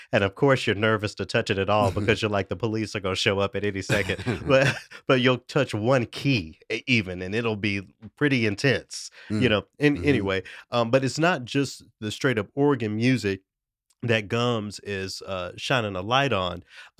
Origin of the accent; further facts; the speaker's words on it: Memphis, Tennessee, United States; moved away; also born or lived in Knoxville; my hometown of Memphis, Tennessee